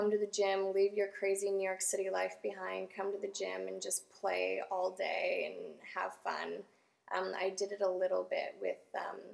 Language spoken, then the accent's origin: English; Canada; in Canada.